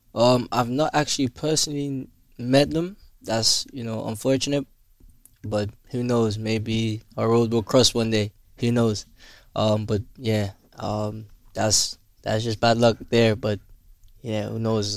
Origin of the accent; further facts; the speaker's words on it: Willemstad, Curaçao; I grew up in in Willemstad